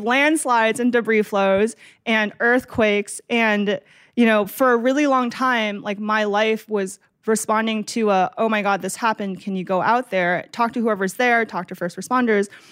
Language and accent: English; Massachusetts, United States; now in California, United States; I grew up in Massachusetts